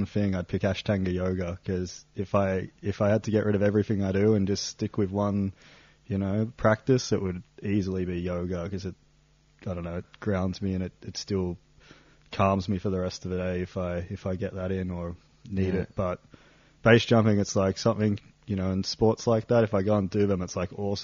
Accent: Sydney, New South Wales, Australia; moved away as an adult; also born or lived in Perth; now in Lauterbrunnen, Switzerland; I'm from Sydney, Australia, but around 2012, I sold most of my stuff and I went nomadic

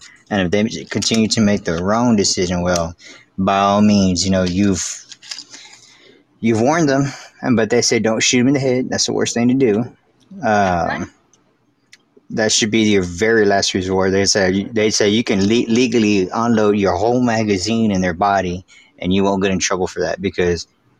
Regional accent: Texas, United States

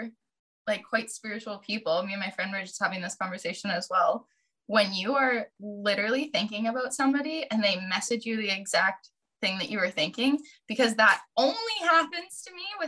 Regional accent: Vancouver Island, British Columbia, Canada; also born or lived in Victoria; I decided to move back to my hometown

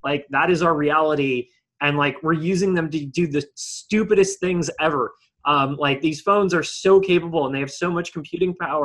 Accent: Bay Area, California, United States; when I was a kid and when I was younger growing up in the Bay Area

